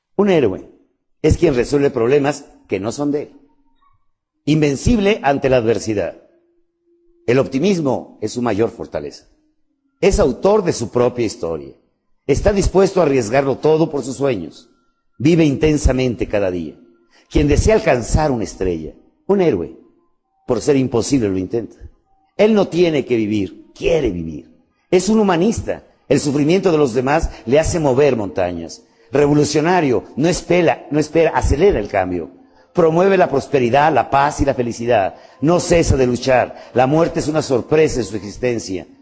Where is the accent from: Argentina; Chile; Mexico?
Mexico; México, ¿sabes qué es? el vientre de mi madre, la mesa de todos los días, el lugar de mis hijos, la tierra que me germinó. Yo no soy mexicano, yo soy México